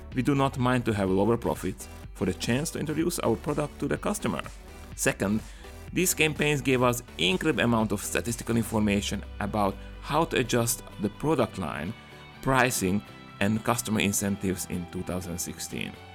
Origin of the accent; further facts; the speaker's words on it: Slovakia; Slovakia, my home country